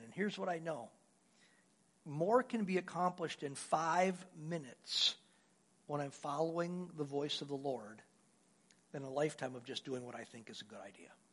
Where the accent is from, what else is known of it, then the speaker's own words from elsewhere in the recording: Wisconsin, United States; moved away as an adult; also born or lived in Louisiana; I'm from Wisconsin